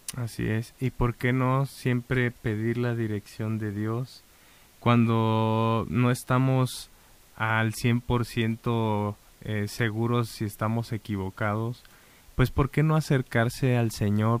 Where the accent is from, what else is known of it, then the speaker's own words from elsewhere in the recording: Mexico; nosotros como mexicanos